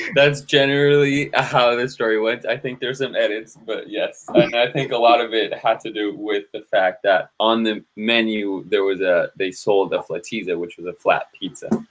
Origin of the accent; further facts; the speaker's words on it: San Jose, California, United States; I grew up in San Jose, California, and then went off to college